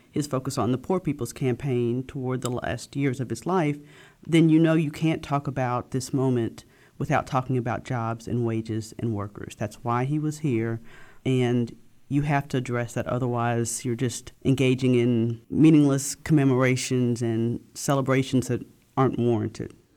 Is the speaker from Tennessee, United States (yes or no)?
yes; Memphis, Tennessee, United States; I grew up in Memphis, and I've been a journalist here for the past fourteen years now